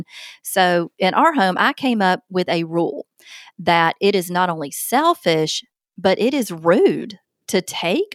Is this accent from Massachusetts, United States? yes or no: no; Alabama, United States; accent: Southern; I'm from the South, and in the South, a big majority of kids are taught to say ma'am and sir